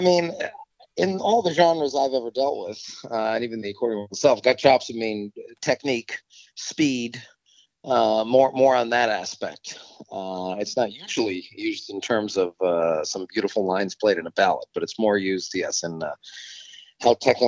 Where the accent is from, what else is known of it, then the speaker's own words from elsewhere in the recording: Rhode Island, United States; I'm back in my home state of Rhode Island.